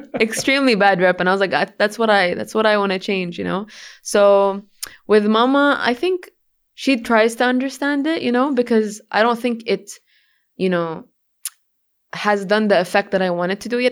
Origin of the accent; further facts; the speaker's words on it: Jeddah, Makkah Province, Saudi Arabia; first language English; also born or lived in Sweden; Jeddah, uh, the Prep and Grammar School, international. Um, yeah, my Arabic was broken when I was a kid. It was very, very broken. So I would consider English to be my first language